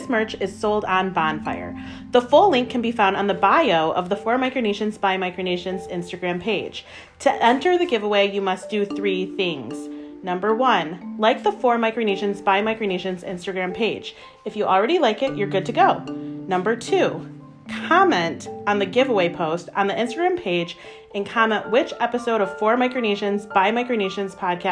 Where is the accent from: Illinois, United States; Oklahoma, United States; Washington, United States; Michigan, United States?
Michigan, United States; I'm from Michigan. I was born and raised in Michigan